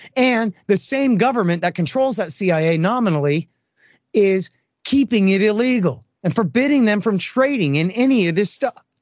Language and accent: English; Austin, Texas, United States; I'm from Austin, Texas